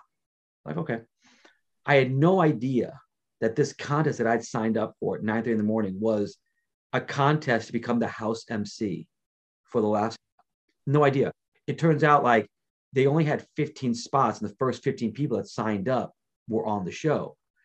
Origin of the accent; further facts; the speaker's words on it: New York City, New York, United States; moved away as an adult; also born or lived in Los Angeles; now in Las Vegas, United States; New York, okay. Queens